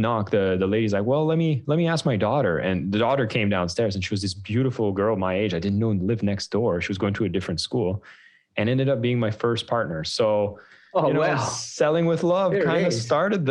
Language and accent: English; Canada; As a Canadian, we were raising funds in Canada after the 2008 downturn.